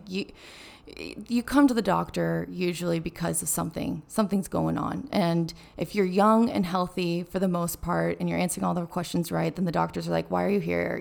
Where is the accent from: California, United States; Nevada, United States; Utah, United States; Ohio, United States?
California, United States; Carmel; moved away; growing up in Carmel, Monterey